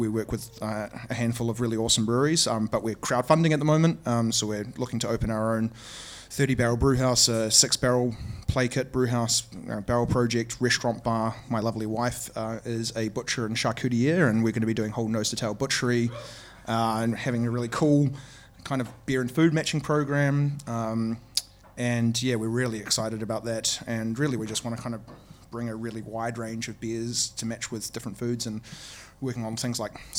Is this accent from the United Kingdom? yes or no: no; New Zealand; we're from New Zealand.